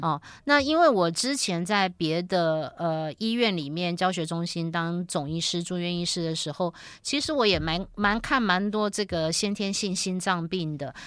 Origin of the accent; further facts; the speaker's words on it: Taiwan; 我们台湾人